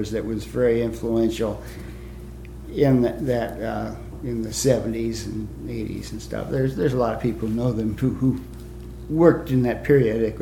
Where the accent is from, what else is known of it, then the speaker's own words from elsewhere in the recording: New Jersey, United States; when I was a kid growing up in New Jersey, I had a boat and liked sailing